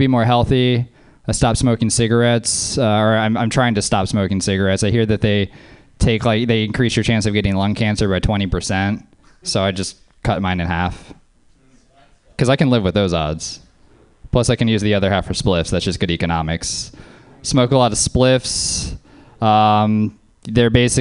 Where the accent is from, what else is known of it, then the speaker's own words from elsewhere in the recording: New Orleans, Louisiana, United States; now in Oakland, United States; I'm from Louisiana. I'm from New Orleans